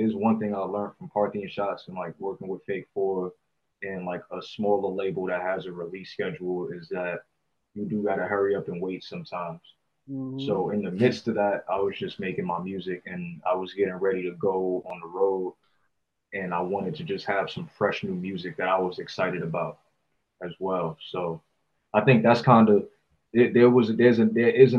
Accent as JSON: {"language": "English", "region": "East Coast", "country": "United States", "tie": "born or raised there", "moved": "yes", "said": "I grew up on the East Coast. We smoke a lot of sativa over there"}